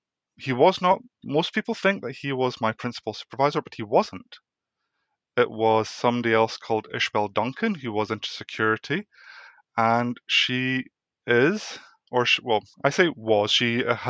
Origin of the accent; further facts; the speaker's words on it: Scotland, United Kingdom; I am Dutch Welsh, but raised in Scotland.